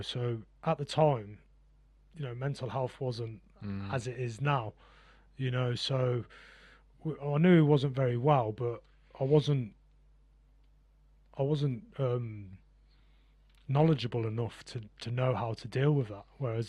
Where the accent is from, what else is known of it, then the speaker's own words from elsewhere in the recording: Gosport, South East England, United Kingdom; born there; So I was born in Gosport. I was actually born down on a Navy base.